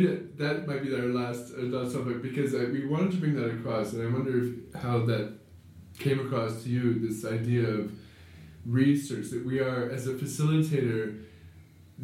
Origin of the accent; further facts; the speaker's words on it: Canada; moved away; growing up in the Canada